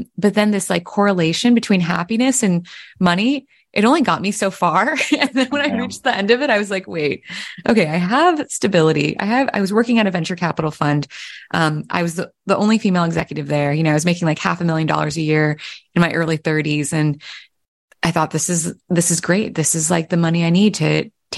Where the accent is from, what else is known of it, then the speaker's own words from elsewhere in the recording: Pennsylvania, United States; I was born in Pennsylvania, but my mom grew up in Vietnam